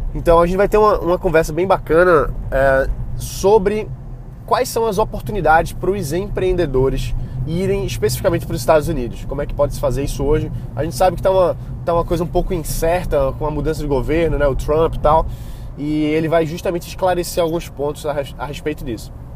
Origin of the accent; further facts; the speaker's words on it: Brazil; Para Portugal é muito é mais fácil a gente como brasileiro adquirir possibilidade de morar lá